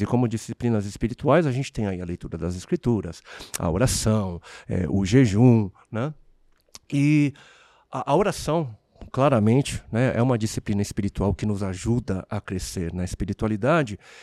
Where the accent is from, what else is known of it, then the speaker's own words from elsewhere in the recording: Brazil; also born or lived in South Korea; Meus pais se conhecem no Brasil, cresço numa, numa nação, eh, eu sou, né, eu sou um estrangeiro aqui, né? É, eu, eu, eu, sou coreano, mas eu vivi, né, a minha vida